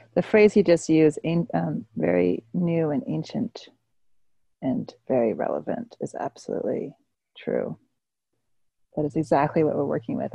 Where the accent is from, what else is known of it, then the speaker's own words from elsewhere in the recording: California, United States; now in New York City, United States; I normally live in New York City, um, the traditional land of uh, the Lenape people, and I was born in California